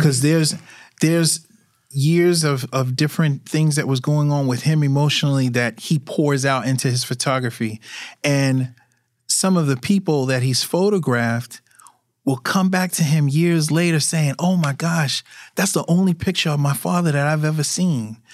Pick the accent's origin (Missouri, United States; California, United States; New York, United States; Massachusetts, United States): New York, United States; New York City; I grew up in Brooklyn.